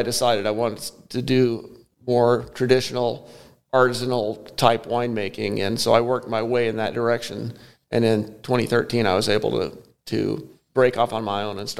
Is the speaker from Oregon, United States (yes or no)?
no; Texas, United States; also born or lived in Oklahoma; You know, it's funny. I grew up in Texas and around the country. My dad worked for an oil company, Texaco.